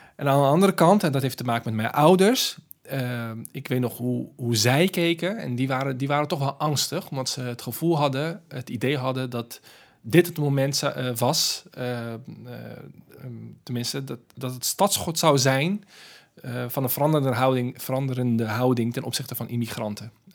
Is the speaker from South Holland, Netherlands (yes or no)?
yes; Rotterdam, South Holland, Netherlands; ik ben geboren en getogen in Rotterdam.